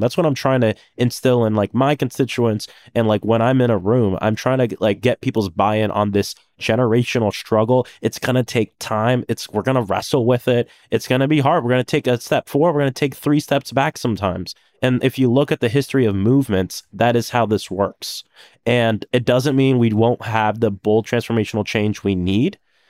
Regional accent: Florida, United States; I'm from Florida. I'm from the South. I'm from a different area.

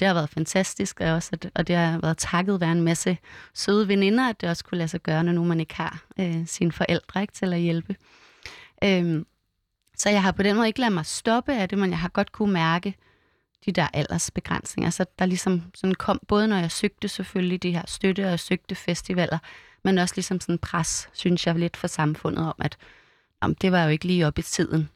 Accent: Vium, Central Denmark Region, Denmark; det var ikke rigtig det, man gjorde i Vium, hvor jeg er vokset op

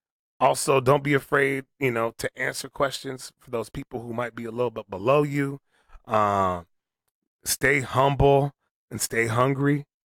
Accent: Toronto, Ontario, Canada; born there; I was born in Toronto, Canada. Mm-hmm. So I'm still a Canadian.

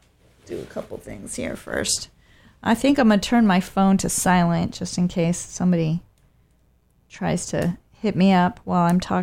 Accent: Bay Area, California, United States; also born or lived in Oakland; I'm from the Bay Area, actually, and I've been living in Oakland for the past 9 years.

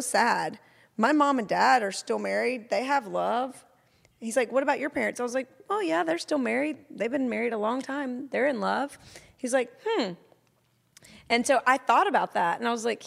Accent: a small town in Georgia, United States; where I came from in a small town in Georgia

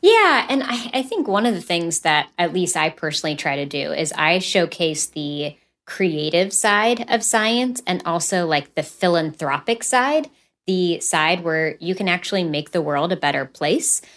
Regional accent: West Virginia, United States; I'm from West Virginia. And so being from coal country

